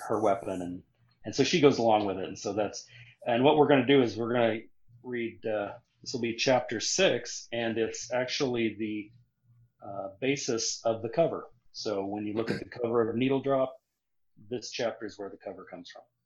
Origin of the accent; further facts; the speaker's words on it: Nebraska, United States; also born or lived in South Carolina; now in Missouri, United States; I grew up in Nebraska